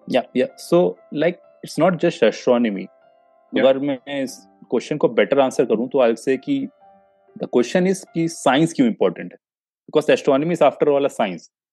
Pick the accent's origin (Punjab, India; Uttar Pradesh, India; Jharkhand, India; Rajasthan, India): Uttar Pradesh, India; Kanpur; मैं कानपुर से आता हूँ जो नॉर्थ इंडिया यूपी में हब ऑफ कोचिंग बोलते हैं